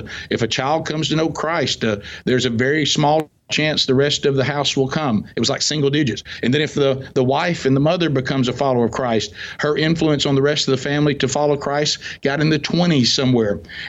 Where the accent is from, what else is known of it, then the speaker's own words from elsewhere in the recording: the South, United States; I'm from the South, so everybody goes to church.